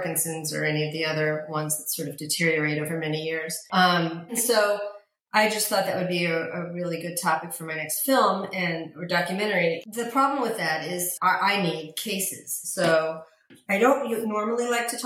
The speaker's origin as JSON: {"language": "English", "town": "New York City", "region": "New York", "country": "United States", "tie": "born or raised there", "moved": "yes", "said": "when I grew up in New York City, I used to be a ballet dancer at School of American Ballet"}